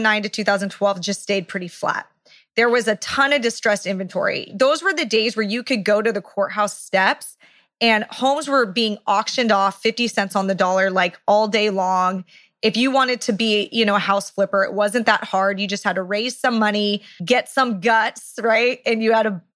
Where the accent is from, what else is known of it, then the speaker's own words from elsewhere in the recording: Orange County, California, United States; where we are right now in my hometown, Orange County, California